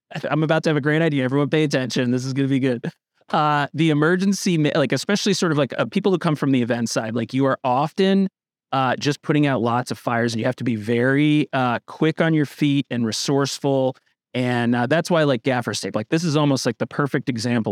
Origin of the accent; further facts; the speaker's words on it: Northern Vermont, United States; I'm from Northern Vermont